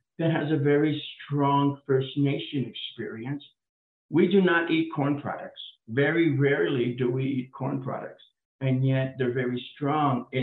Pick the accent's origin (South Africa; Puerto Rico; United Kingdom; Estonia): Puerto Rico; also born or lived in Chicago / Atlanta; now in Orlando, United States; my Puerto Rican experience as a person from the Caribbean